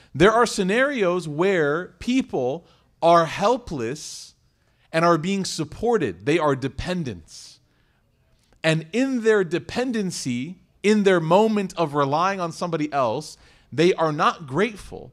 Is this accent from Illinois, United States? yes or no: yes; Chicago, Illinois, United States; I was in Chicago. and it was my hometown